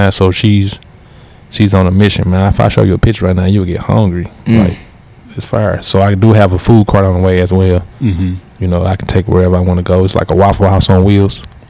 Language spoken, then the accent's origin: English; University City, Missouri, United States; I'm U City. My parents U City.